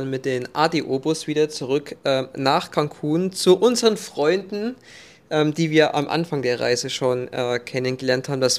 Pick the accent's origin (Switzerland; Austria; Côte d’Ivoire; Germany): Germany; Thuringia; Ja, meine Heimat, Sonneberger Landkreis, ja.